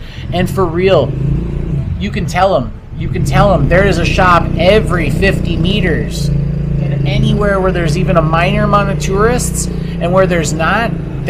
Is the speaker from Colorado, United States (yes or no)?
no; California, United States; moved away as an adult; also born or lived in Santa Cruz, California; now in Chiang Mai, Thailand; I come from California. I'm a Santa Cruz about 15 years before Thailand. I came to Thailand 4 years ago. I'm not fresh off the boat into Thailand. I do speak Thai.